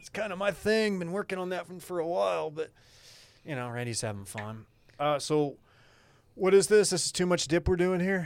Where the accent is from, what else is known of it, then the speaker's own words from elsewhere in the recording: Duncanville, Texas, United States; Duncanville, my hometown